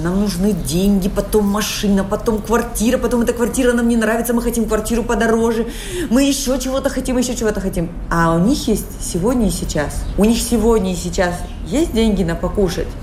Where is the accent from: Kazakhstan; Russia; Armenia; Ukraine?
Kazakhstan; moved away as an adult; now in Dominican Republic; я сама из Казахстана. А, живу в Доминикане уже больше 9 лет